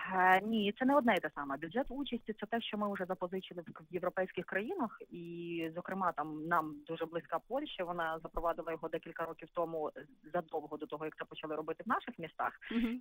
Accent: Lutsk, Volyn Oblast, Ukraine; Так, звичайно, я народилася в Луцьку. Більше того, моя родина по маминій лінії вони е, всі тут і проживали.

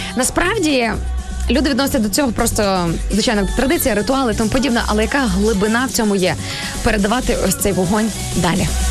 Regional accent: Sarny, Rivne Oblast, Ukraine; я от виросла в Рівненській області в місті Сарни

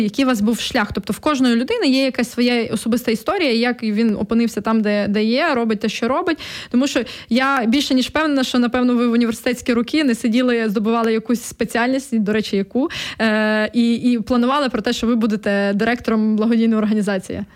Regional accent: Volhynia, Volyn Oblast, Ukraine; moved away; я з Волині родом, і коли я приїжджаю на батьківщину, і там, особливо в селище своє, де я виросла

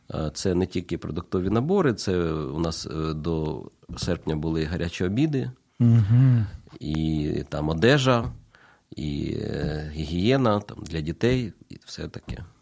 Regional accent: Kyiv, Ukraine; moved away as an adult; now in Zaporizhzhia, Ukraine; Я народився в Києві

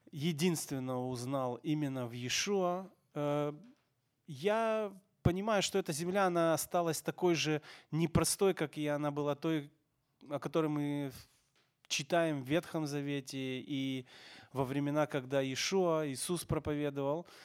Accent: Odesa, Odesa Oblast, Ukraine; мое сердце никогда не будет свободным от Украины, поэтому, конечно же, есть такое, где ты родился, и твоя историческая родина

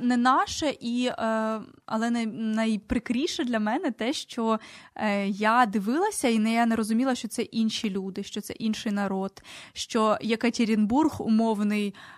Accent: Poltava Oblast, Ukraine; first language Ukrainian; я з Полтавщини, я можу говорити про наші діалекти

